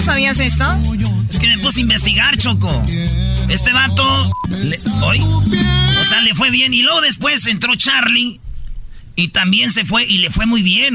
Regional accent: Monterrey, Nuevo León, Mexico; yo soy de Monterrey

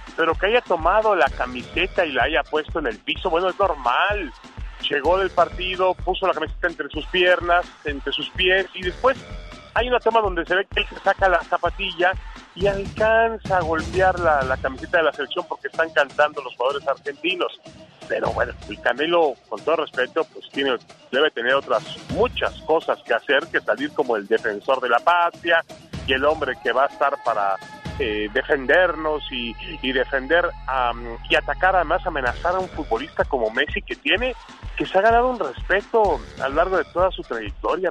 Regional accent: Mexico; yo soy mexicano

